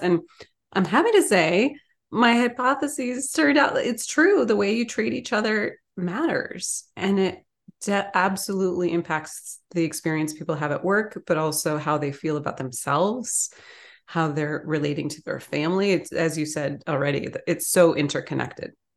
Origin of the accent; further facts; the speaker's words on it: Ann Arbor, Michigan, United States; I grew up in Ann Arbor, Michigan.